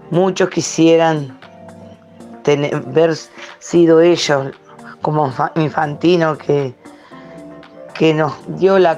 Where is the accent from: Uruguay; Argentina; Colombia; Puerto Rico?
Uruguay; Uruguay. Mi bandera nunca sale de la ventana, nunca, y no va a salir. Seamos campeones o no seamos, pero somos uruguayos, tenemos que seguir.